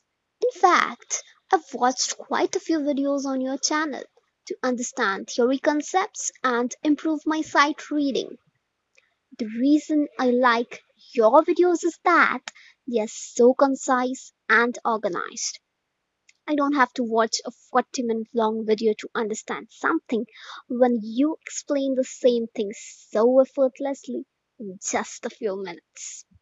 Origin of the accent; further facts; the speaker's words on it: India; from India